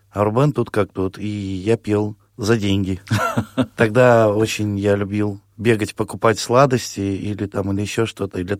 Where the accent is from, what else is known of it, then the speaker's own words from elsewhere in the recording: Cherdyn, Perm Krai, Russia; Я родился в, в Пермском крае, город Чердань в 1978 году в цыганской семье, то есть, эм, ну, родился в музыкальной цыганской семье.